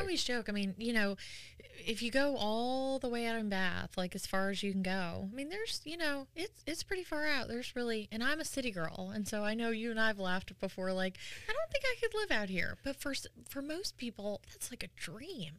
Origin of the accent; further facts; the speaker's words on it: New York, United States; now in North Carolina, United States; I'm from New York originally, and we didn't have, like, college rivalries